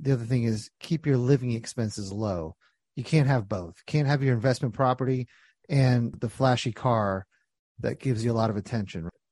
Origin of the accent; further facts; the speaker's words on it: New Jersey, United States; When I was young, born and raised in Jersey